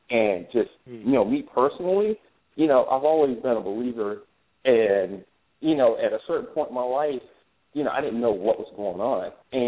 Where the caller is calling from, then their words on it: Spartanburg, South Carolina, United States; I'm calling from South Carolina, Spartanburg.